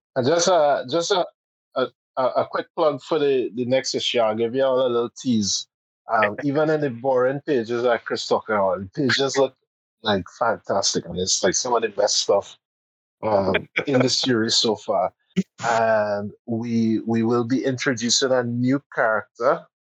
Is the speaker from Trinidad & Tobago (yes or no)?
yes; Port of Spain, Trinidad & Tobago; we grew up in Port of Spain, and because of that, Carnival literally would go by our our doorstep